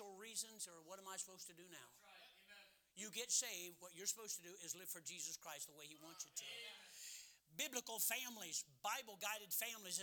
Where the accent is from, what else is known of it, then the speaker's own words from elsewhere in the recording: Cleveland, Ohio, United States; I was born 15th in Cleveland